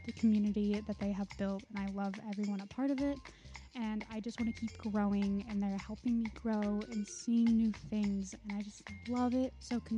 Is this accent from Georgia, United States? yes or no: no; Cave Creek, Arizona, United States; moved away as an adult; now in Las Vegas, United States; I'm originally from Cape Creek, Arizona, and I moved out to Las Vegas 2 years ago.